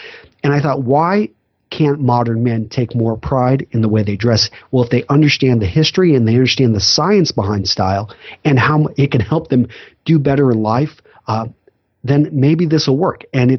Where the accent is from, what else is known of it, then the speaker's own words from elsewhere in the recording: Texas, United States; also born or lived in Iowa; I grew up in West Texas, ended up going to college in Iowa, went into the Marine Corps, served as an officer.